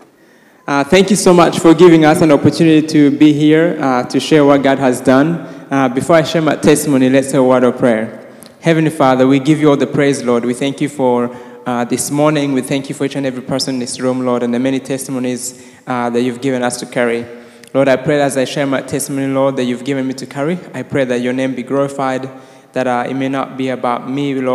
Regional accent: Rwanda; I was born and raised in Rwanda

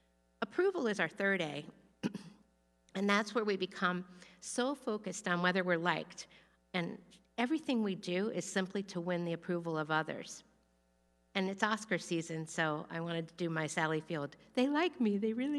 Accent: Florida, United States; I thought that I only got in because I was from Florida and a woman, and maybe because some relatives had gone there.

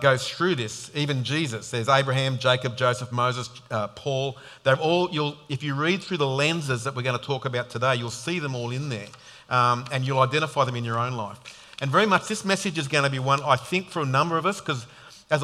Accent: Sydney, New South Wales, Australia; now in Queensland, Australia; I grew up in Sydney

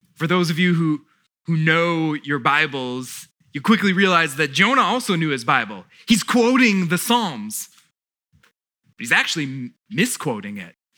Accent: South Florida, United States; now in Fredericksburg, United States; we grew up in South Florida

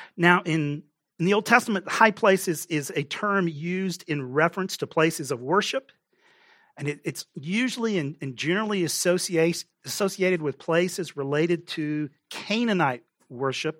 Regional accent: Texas, United States; moved away; I grew up in Texas

